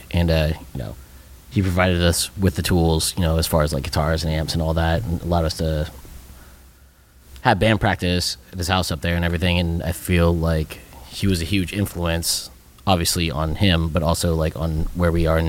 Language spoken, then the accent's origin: English; Guysville, Ohio, United States; Ryan and I grew up together in Guysville